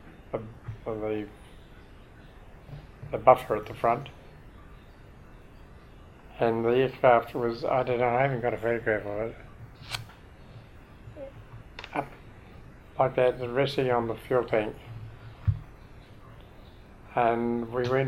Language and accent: English; Christchurch, Canterbury, New Zealand; moved away as an adult; I came out from Christchurch, because that's my hometown